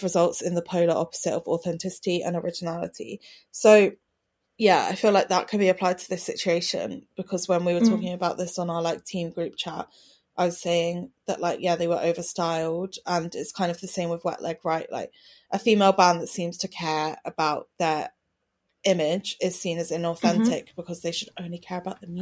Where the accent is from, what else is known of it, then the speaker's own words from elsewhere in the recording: Brighton, South East England, United Kingdom; I grew up in Brighton during indie sleaze